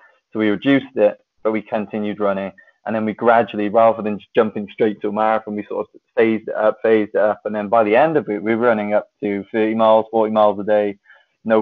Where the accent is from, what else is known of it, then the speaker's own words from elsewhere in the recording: Wales, United Kingdom; So Wales is my home country